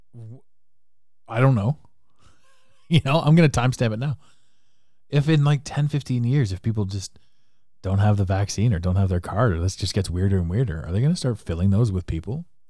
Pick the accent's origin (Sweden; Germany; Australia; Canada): Canada; accent: Canadian; now in Toronto, Canada